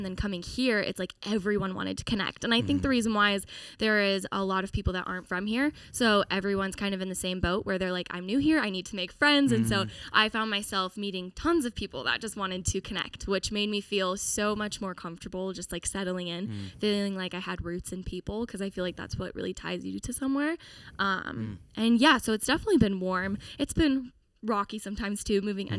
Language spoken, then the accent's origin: English; Seattle, Washington, United States; moved away as an adult; now in Nashville, United States; I am a singer-songwriter originally from Seattle, Washington, and now here in Nashville, Tennessee.